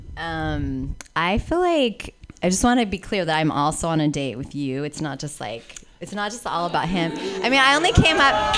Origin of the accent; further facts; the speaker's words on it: San Francisco, California, United States; I grew up in San Francisco